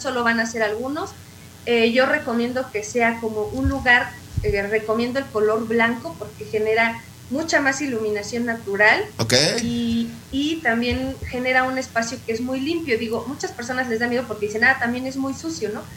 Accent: Mexico; como buenos mexicanos

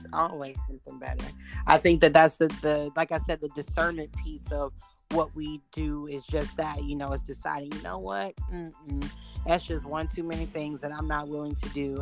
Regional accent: Houston, Texas, United States; we're both black, we're from Houston.

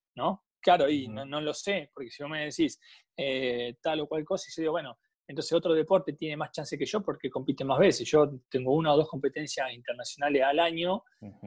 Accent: General La Madrid, Buenos Aires Province, Argentina; yo soy de General La Madrid, nací

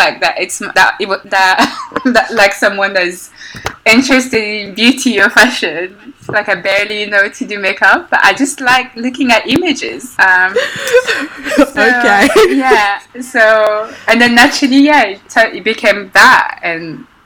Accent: Belgium; moved away as an adult; also born or lived in Congo; now in London, United Kingdom; I grew up in Belgium

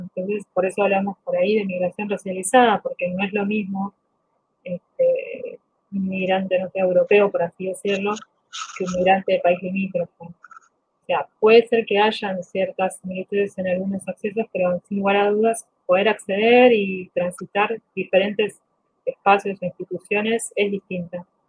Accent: Bolivia; now in Argentina; somos Bolivia, de 10 millones, 4 o 5 millones estamos fuera

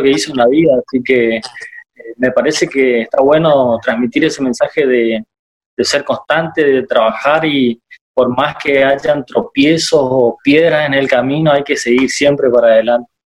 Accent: Itá Ibaté, Corrientes, Argentina; now in Corrientes, Argentina; soy de Itaibate y cerquita

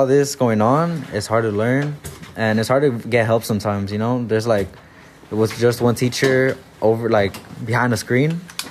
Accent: San Fernando Valley, California, United States; All my life, I grew up, born and raised here, bro.

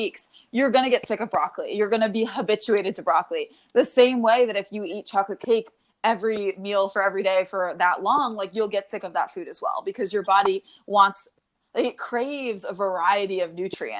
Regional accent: New York, United States; now in Connecticut, United States; I'm from New York now, I live in Connecticut

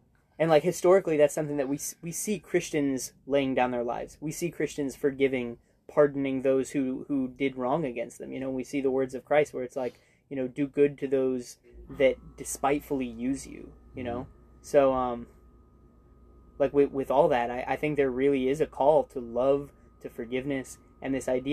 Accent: United States

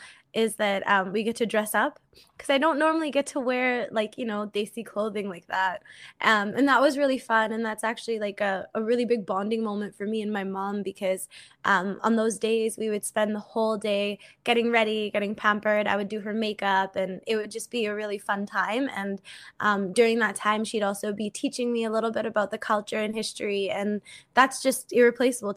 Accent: New England, United States; also born or lived in Nepal; now in Canada; I grew up in New England

